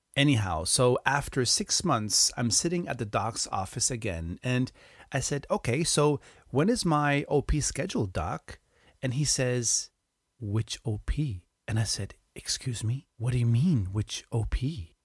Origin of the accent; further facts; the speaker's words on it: Hamburg, Germany; now in Spain; my hometown, Hamburg.